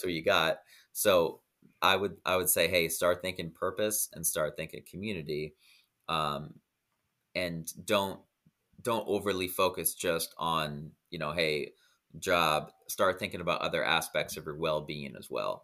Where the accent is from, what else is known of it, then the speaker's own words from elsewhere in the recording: Iowa, United States; moved away as an adult; now in Dominican Republic; I grew up in Iowa and now I live in the Dominican Republic